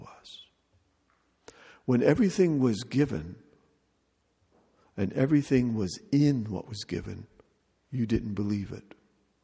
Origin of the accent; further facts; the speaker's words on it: United States; as an American